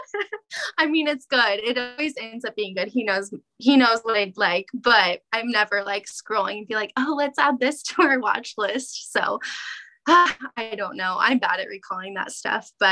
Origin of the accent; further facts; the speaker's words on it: Kansas City, United States; also born or lived in Olathe/Overland Park, Kansas; I was born in Kansas City